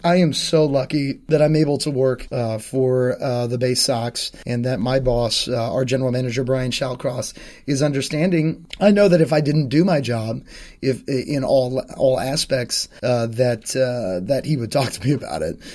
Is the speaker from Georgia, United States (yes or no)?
no; Northern Virginia, United States; I'm from this area, I'm from Northern Virginia, and I grew up in this area